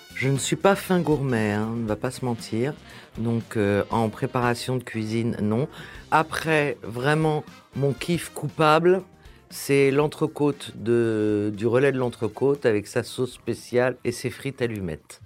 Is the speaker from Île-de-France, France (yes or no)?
yes; Paris, Île-de-France, France; Je suis né à Paris. J'ai vécu toute ma vie à Paris.